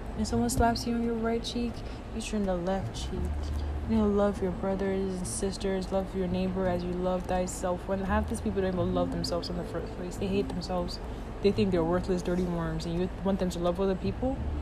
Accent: Nigeria; moved away; I grew up in Nigeria

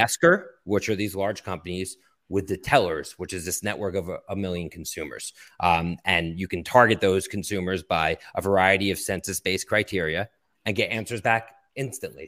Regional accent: Philadelphia, Pennsylvania, United States; also born or lived in Boston; now in Brooklyn, New York, United States; I grew up in Philadelphia and went to school in Boston and now have lived in New York for the last twenty years

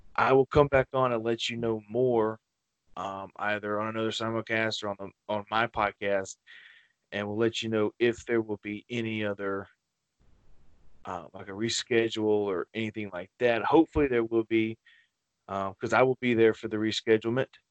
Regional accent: Wiggins, Mississippi, United States; my hometown of Wiggins

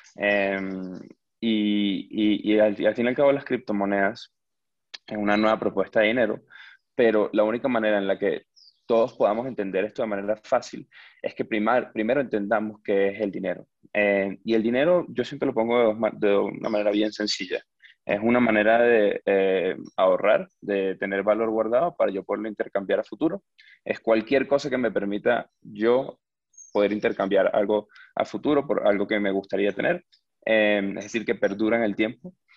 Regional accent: Venezuela; moved away; yo crecí en Venezuela, que es un país con hiperinflación

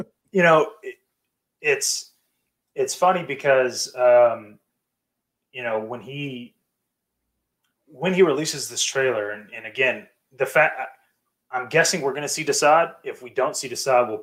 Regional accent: United States; I'm American

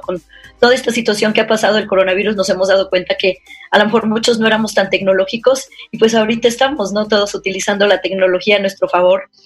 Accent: San Luis Potosí, Mexico; moved away; also born or lived in Paris / Brussels / Hong Kong / Guadalajara; Soy una potosina, soy, originaria de aquí de San Luis Potosí

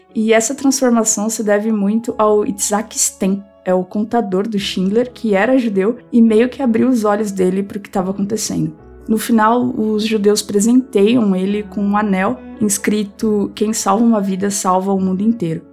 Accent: Brazil; nós, brasileiros

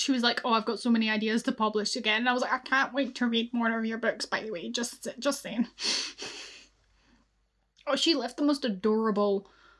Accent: Scotland, United Kingdom; I'm Scottish.

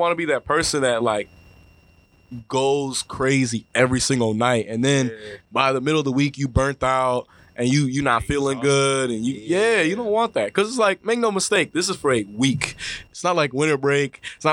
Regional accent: United States; I'm from America

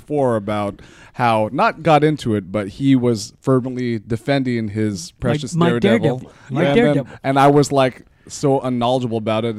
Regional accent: Philippines; I'm Filipino

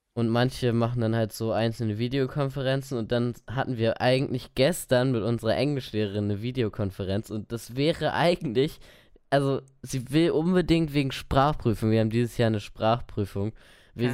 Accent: Lower Saxony, Germany; ich komme aus Niedersachsen, nicht aus Bayern

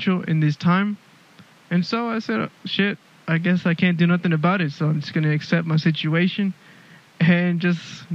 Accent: Houston, Texas, United States; moved away as an adult; now in Melbourne, Australia; I'm originally from Houston, Texas, born and raised. I'm living in Melbourne, Australia

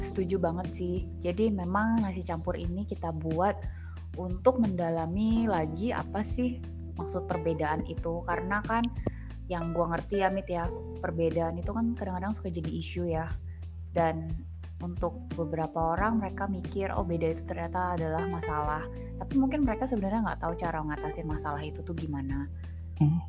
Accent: Jakarta, Indonesia; moved away as an adult; gue anak Jakarta asli cie gue anak Jakarta Betawi asli

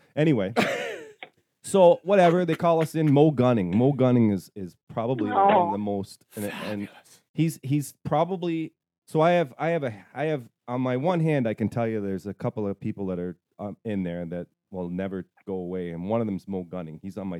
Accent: Toronto, Ontario, Canada; moved away; also born or lived in Tweed, Ontario; I'm from Toronto.

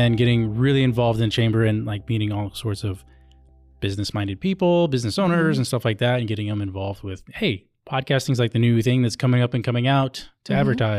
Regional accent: Texas, United States; born there; Even though my family hails from Hawaii, mm-hmm. I was born in Texas.

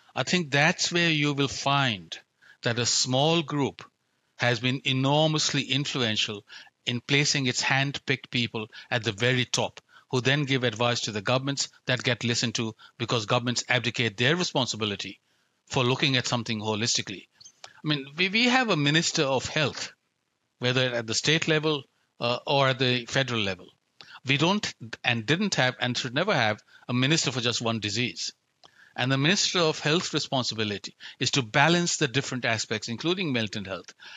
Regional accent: India; now in Australia; I grew up in India, where risk is an everyday reality

